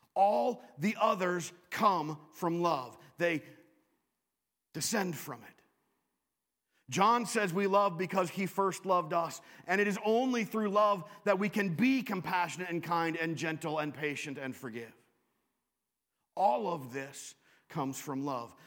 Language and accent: English; Western Washington, United States; moved away as an adult; also born or lived in Chicago / Southern California / Wisconsin; I grew up in Western Washington